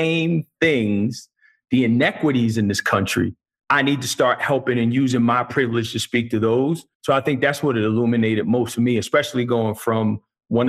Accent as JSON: {"language": "English", "region": "New Jersey", "country": "United States", "tie": "born or raised there", "also_born_or_lived": "Middlesex County, New Jersey", "moved": "yes", "lives_now": "San Diego, United States", "said": "growing up in New Jersey"}